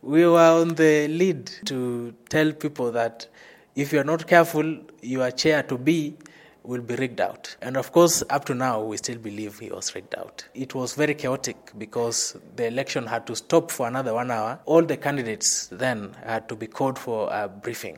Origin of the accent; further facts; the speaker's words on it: Kakamega, Kakamega County, Kenya; moved away as an adult; now in Nairobi, Kenya; I come from Kenya, western part of Kenya, uh, specifically Kakamega, where strong people originate